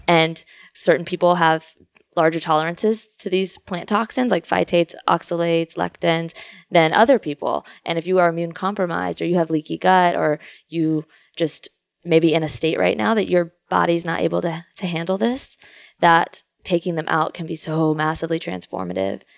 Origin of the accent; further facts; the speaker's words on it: Houston, Texas, United States; also born or lived in Louisiana; I grew up in Kingwood, Texas, Houston